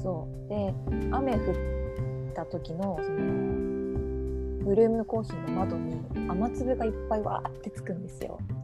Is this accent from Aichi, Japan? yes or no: no; Okayama, Japan; also born or lived in Tokyo, Japan; now in Okinawa, Japan; 地元は岡山県